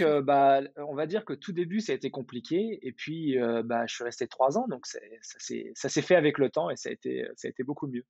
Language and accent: French; Val-de-Marne, Paris region, Île-de-France, France; moved away as an adult; also born or lived in Dubai, United Arab Emirates; now in Chicago, United States; Je suis originaire de Paris, ou de la région parisienne. Euh, j'ai grandi dans le Val-de-Marne